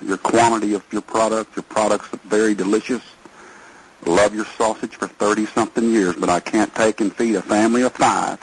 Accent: Texas, United States; I'm not from the North. I'm a Texas man

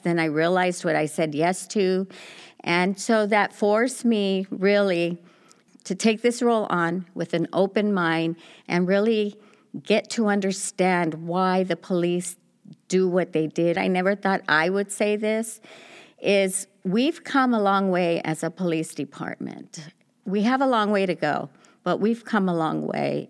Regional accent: Los Angeles, California, United States; also born or lived in Pico Union; I grew up in South L A, so I've lived everywhere

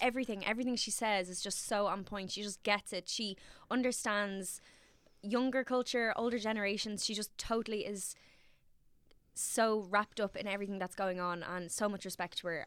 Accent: Dublin, Leinster, Ireland; I'm from Navan Road, which sits in between Castle Knock and Cabra.

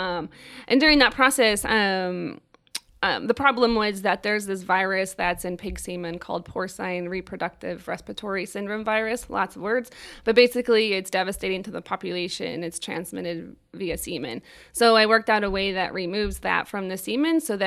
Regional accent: Nebraska, United States; I'm from Nebraska.

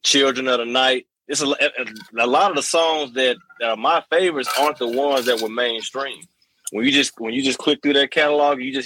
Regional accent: Earle, Arkansas, United States; growing up in Earl, Arkansas, a town of 200 or 300 people

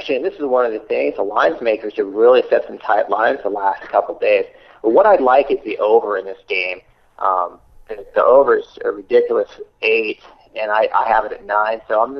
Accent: Slovenia; I'm from Slovenia.

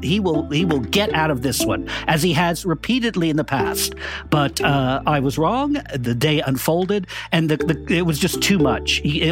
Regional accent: United States; moved away as an adult; now in London, United Kingdom; I'm sort of the dumb American at this show.

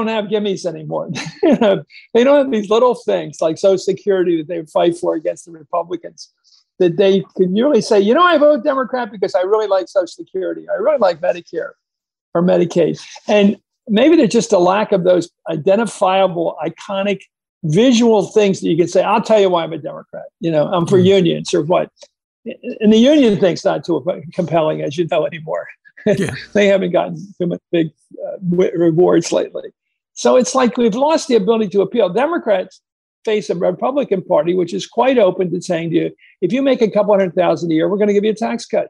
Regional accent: Pennsylvania, United States; when I was growing up in Pennsylvania

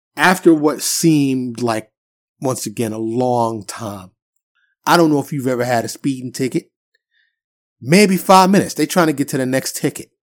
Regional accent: New York City, New York, United States; now in Dallas area, United States; I'm from New York City, born and raised, but I've been in Texas for quite some time

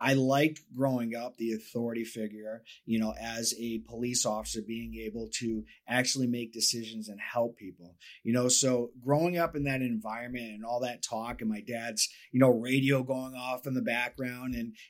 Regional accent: Cape Cod, Massachusetts, United States; now in Florida, United States; I'm from Massachusetts, Boston area. Cape Cod is where I was born and raised

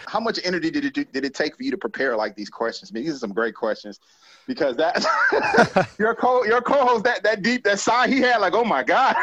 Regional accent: Decatur, Georgia, United States; Decatur, Georgia, um, is is where I spent the majority of my life

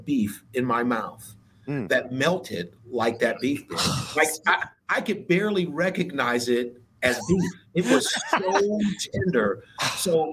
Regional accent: Ohio, United States; I'm from Ohio

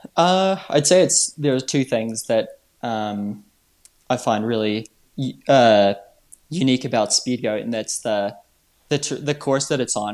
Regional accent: New Zealand; moved away; originally I'm from New Zealand

